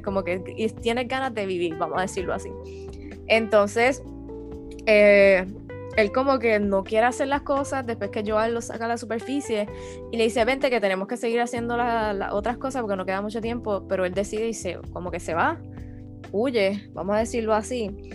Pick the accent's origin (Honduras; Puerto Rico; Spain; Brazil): Puerto Rico; nosotros somos puertorriqueños